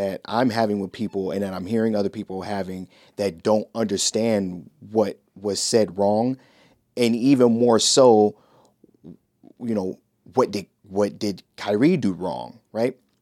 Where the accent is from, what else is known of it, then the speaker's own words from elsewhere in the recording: Shaker Heights, Ohio, United States; I grew up in Shaker Heights, Ohio